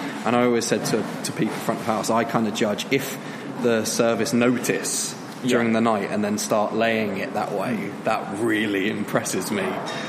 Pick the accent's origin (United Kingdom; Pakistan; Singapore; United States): United Kingdom; the south of England; accent: southern; now in Leeds, United Kingdom